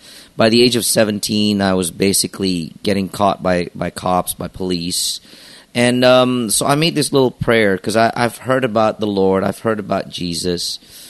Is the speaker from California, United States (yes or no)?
yes; Los Angeles, California, United States; also born or lived in Jakarta, Indonesia; Well, I was born in Jakarta, but by the time I was 8 or 9 years old, my parents were divorced. So after that, the decision was my mom wanted to take us to move out of the country. So we decided to move to Los Angeles.